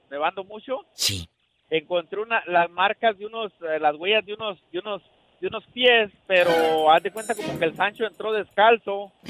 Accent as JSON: {"language": "Spanish", "country": "Guatemala", "said": "soy de Meritito, Guatemala."}